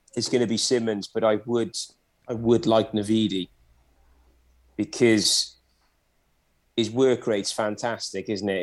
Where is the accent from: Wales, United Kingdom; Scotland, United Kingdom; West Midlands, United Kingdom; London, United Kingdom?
Wales, United Kingdom; Welsh; I'm Welsh